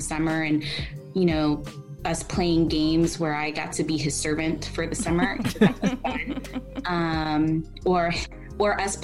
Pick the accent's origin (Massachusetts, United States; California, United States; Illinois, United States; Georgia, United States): Georgia, United States; Kennesaw; I was born and raised here in Georgia. So, and I grew up in the Kennesaw area